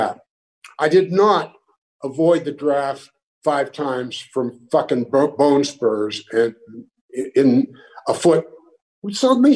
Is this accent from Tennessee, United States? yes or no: no; Pittsburgh, Pennsylvania, United States; moved away as an adult